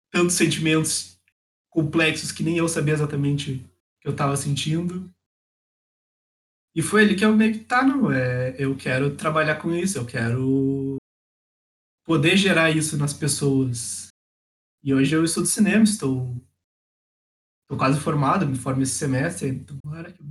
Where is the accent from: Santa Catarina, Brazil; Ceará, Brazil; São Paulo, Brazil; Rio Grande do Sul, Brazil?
Rio Grande do Sul, Brazil; the South; estudo em São Leopoldo, né, do ladinho de Porto Alegre, no Rio Grande do Sul, sou aqui do Sul.